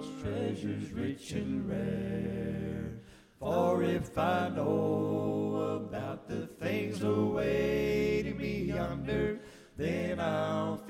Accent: East Tennessee, United States; I grew up here in East Tennessee

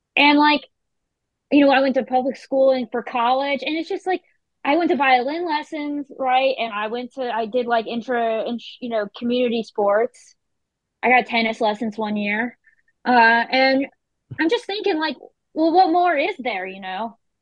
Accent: Carthage, North Carolina, United States; I grew up in Carthage, North Carolina

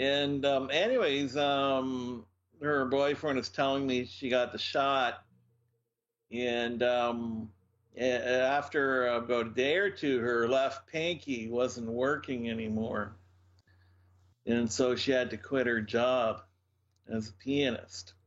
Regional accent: Moncton, New Brunswick, Canada; I was brought up in Moncton, in New Brunswick

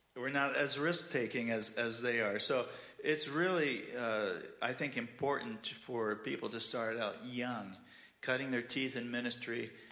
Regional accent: Glendale, United States; moved away as an adult; now in Ukraine; I grew up in Glendale

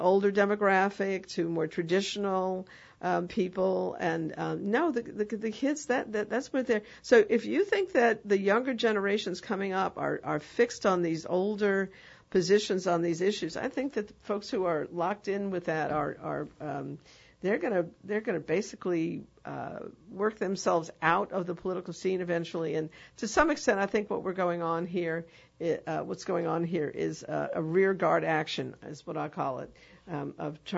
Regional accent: New York, United States; now in New Orleans, United States; I'm from New York

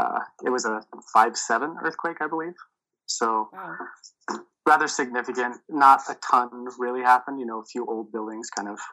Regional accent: Utah, United States; as you said, I'm from Utah. I live in Salt Lake City, more specifically.

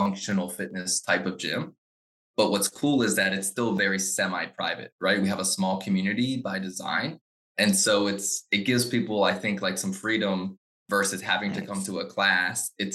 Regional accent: Frederick, Maryland, United States; I grew up in Frederick. I love Frederick so much. So I grew up here

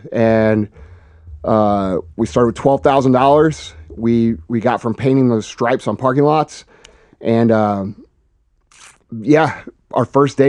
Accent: St. Louis, Missouri, United States; Yeah, basically, you know, I'm just a regular dude from from St. Louis. I grew up in Missouri

